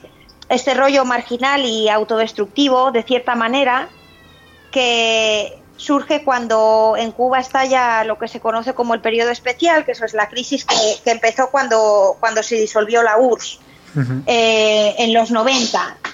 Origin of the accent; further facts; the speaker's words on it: Santander, Cantabria, Spain; now in Boston, United States; yo soy de Santander